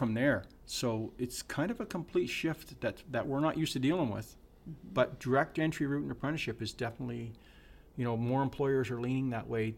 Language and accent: English; Sackville, New Brunswick, Canada; I lived in Sackville my whole life. I've never lived more than 4 kilometers away from my original house.